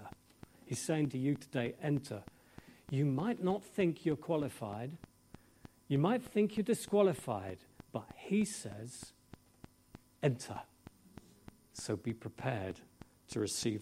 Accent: England, United Kingdom; I'm English

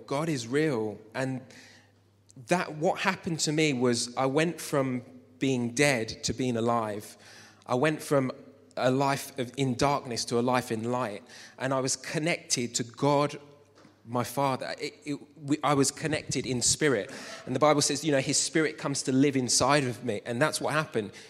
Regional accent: Luton, East of England, United Kingdom; I grew up in Luton

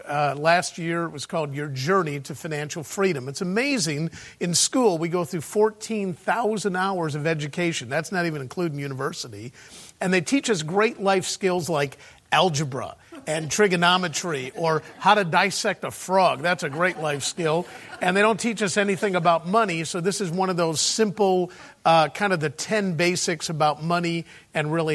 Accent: Chicago, Illinois, United States; moved away as an adult; now in United Kingdom; I was born and raised in Chicago

